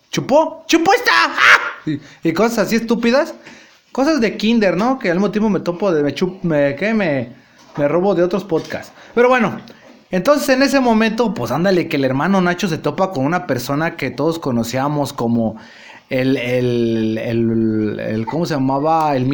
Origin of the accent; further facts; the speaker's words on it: Mexico; pero pues también admitamos los mexicanos cuando vamos a otro país también somos un desmadre